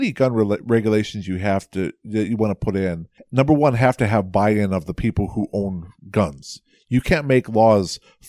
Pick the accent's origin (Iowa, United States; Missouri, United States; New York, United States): Iowa, United States; I'm from Iowa